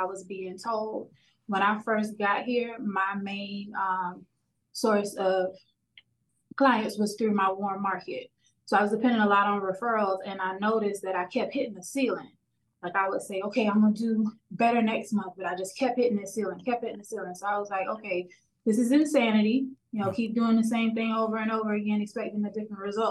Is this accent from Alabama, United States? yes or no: no; Miami, Florida, United States; born and raised in Miami, Florida, still here